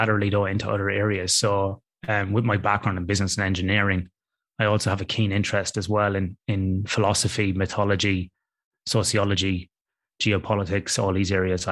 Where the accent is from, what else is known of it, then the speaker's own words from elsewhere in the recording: Athlone, Leinster, Ireland; moved away as an adult; now in Western Australia, Australia; I grew up in a town in the middle of Ireland, Ross, that you would know, called Athlone on the River Shannon.